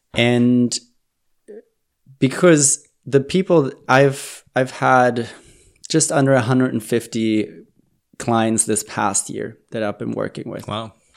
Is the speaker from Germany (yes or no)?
yes; Germany; moved away; I'm originally from Germany